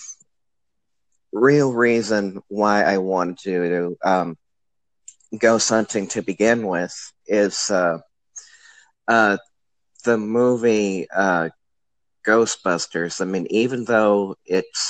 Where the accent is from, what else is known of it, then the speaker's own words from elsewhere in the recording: St. Louis, Missouri, United States; now in O'Fallon, United States; born and raised in St. Louis. I still am a St. Louisan, but now I live out in O'Fallon, Missouri